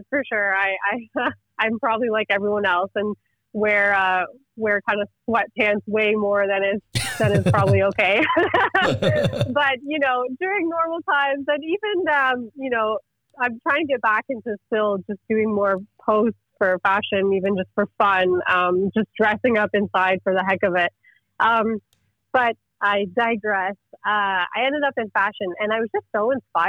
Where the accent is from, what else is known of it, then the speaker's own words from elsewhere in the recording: Kingston, Ontario, Canada; moved away as an adult; also born or lived in Montreal; now in Kingston, Canada; I was born and raised in Kingston, Ontario, and I went to school here as well